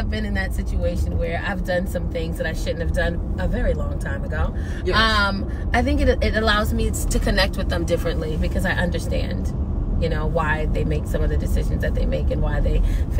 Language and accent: English; New York City, New York, United States; I grew up in the South Bronx in New York.